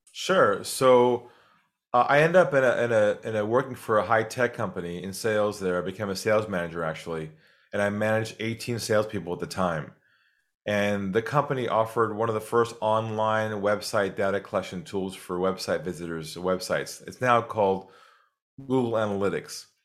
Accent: San Diego, California, United States; moved away as an adult; now in Australia; I'm originally from California, from San Diego. Grew up there

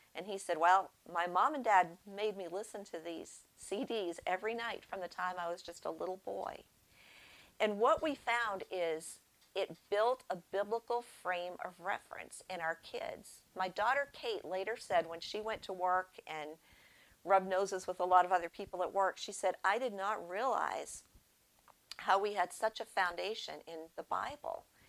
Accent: Northeast, United States; moved away; I grew up in the Northeast, and the gospel was kind of sparse up there, probably still is

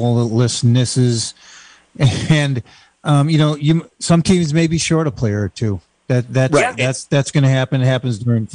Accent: Vermont, United States; moved away; I'm from Vermont.

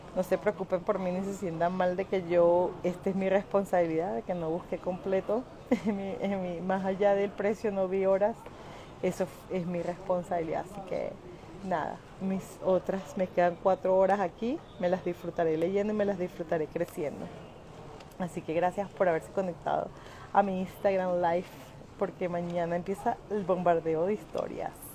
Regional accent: Caracas, Capital District, Venezuela; moved away; nací en el 23 de enero en la, la ¿cómo se llama? sector Montepiedad, viví allí hasta los 14 años con, mi mamá

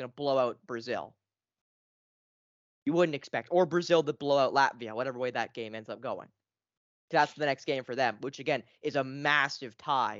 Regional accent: Canada; as a Canadian with a passport and everything, a SIN card and everything

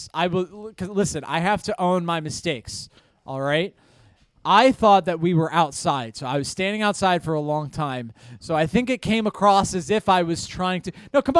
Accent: Orange County, New York, United States; I am a working class hero from Orange County, New York.

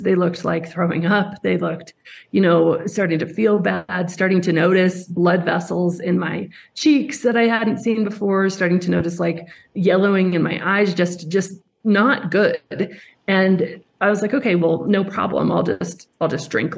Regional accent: Colorado, United States; I grew up in Colorado in the mountains

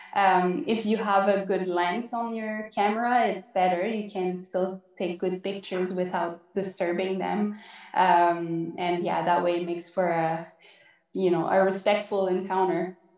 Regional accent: Quebec, Canada; accent: French; moved away as an adult; now in Yukon, Canada; I'm originally from Quebec, which is in the eastern part of Canada. So that's why you might be hearing a bit of an, a French accent

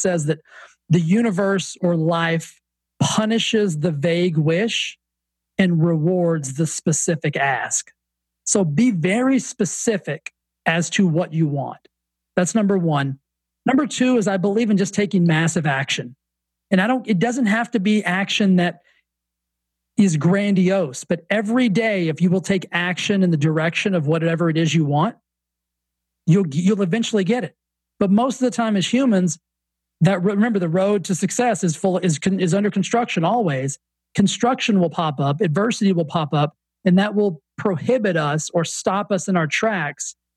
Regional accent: Texas, United States; accent: Southern; now in Palm Desert, United States; I grew up in Texas

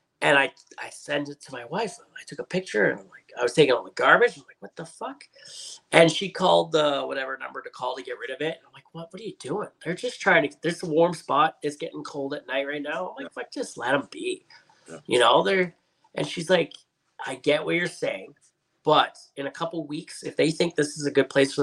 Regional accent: Edmonton, Alberta, Canada; where I'm from in Edmonton

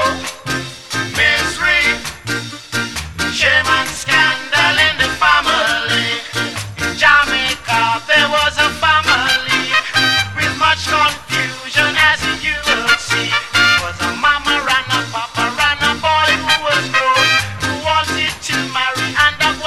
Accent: Yorkshire and the Humber, United Kingdom; I'm from Yorkshire, as you all well know by now.

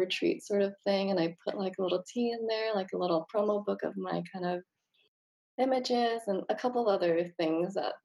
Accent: Malaysia; now in Los Angeles, United States; I grew up in Malaysia

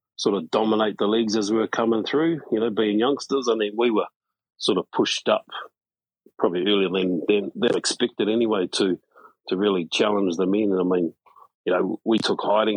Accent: Hastings, Hawke's Bay, New Zealand; moved away as an adult; now in Wellington, New Zealand; I was born in Hastings, in a small town, which is about 4 hours north of where I am now in Wellington. So it's on the east coast of the North Island.

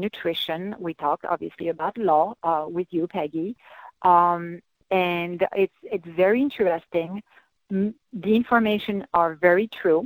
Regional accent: France; moved away; I'm from the French Alps

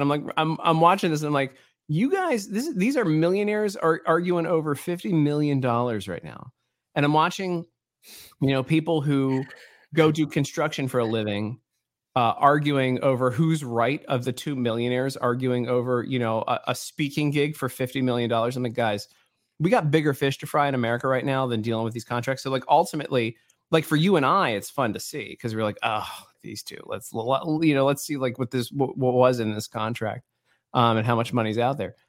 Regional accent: Baltimore, Maryland, United States; I grew up in Baltimore, man. I grew up in the hood in Baltimore

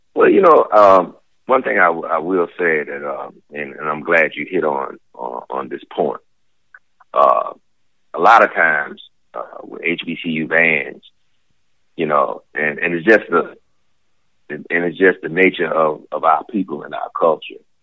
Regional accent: Smithfield, Virginia, United States; moved away as an adult; now in Daytona Beach, United States; I'm originally from Smithfield, Virginia. I'm a little small country boy. I grew up on a farm

